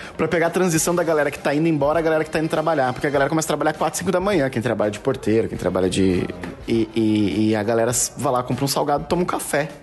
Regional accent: Porto Alegre, Rio Grande do Sul, Brazil; eu, eu sou de Porto Alegre

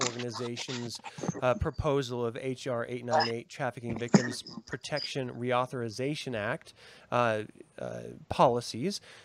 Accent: United States; as Americans

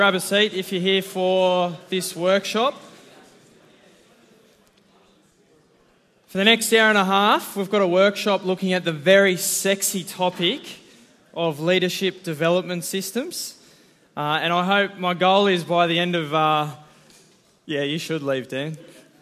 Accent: Central Coast, Wattanobbi, New South Wales, Australia; now in Newcastle, Australia; I grew up on the Central Coast in a little town called Watanobi

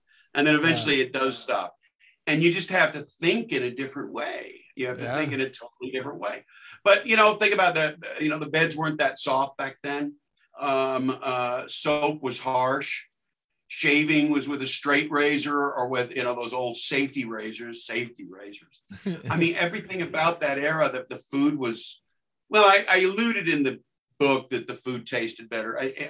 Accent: Texas, United States; moved away as an adult; When I moved from Texas to go to school out here in the late 80s, I couldn't wrap my head around the answer machine.

